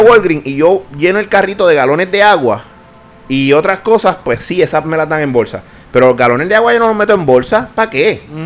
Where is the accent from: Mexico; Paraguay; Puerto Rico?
Puerto Rico